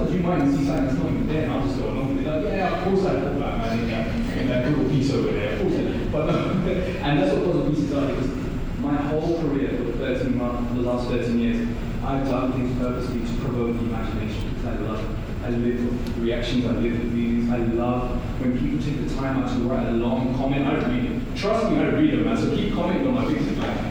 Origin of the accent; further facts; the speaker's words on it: London, United Kingdom; I'm a kid from East London